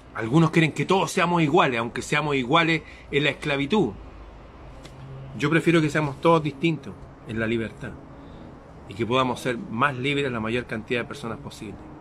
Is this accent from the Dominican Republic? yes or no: no; Chile